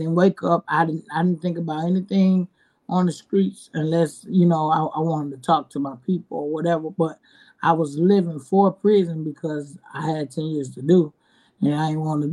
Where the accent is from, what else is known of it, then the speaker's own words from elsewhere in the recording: Atlanta, Georgia, United States; I am from Atlanta, Georgia, and I am 35 years old